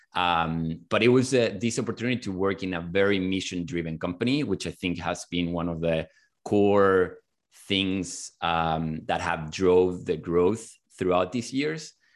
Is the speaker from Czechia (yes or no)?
no; Chile; moved away as an adult; now in United States; I'm originally from Chile